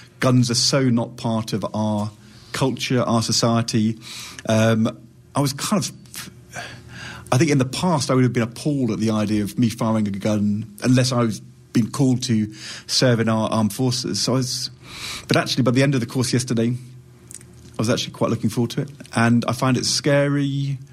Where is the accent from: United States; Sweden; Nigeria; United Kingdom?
United Kingdom; also born or lived in London / Yorkshire; I'm from London and Yorkshire in the United Kingdom.